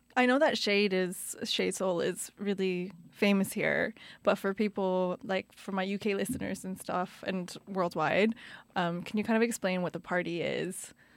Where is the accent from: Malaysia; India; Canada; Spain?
Canada; moved away; also born or lived in United Kingdom; even coming from the U K, growing up in Canada